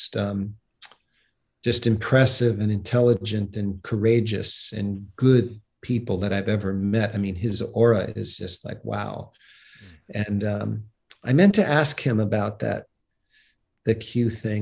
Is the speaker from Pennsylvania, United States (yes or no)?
no; outside of New York, United States; moved away; growing up outside of New York